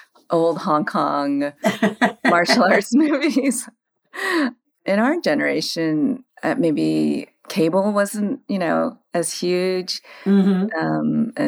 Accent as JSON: {"language": "English", "town": "St. Louis", "region": "Missouri", "country": "United States", "tie": "born or raised there", "moved": "as an adult", "lives_now": "San Francisco, United States", "said": "Well, I grew up in the Midwest. I grew up in St. Louis, Missouri, and our house happened to be right behind the largest single theater in town, which was the Creve-Coeur Cinema back in the days"}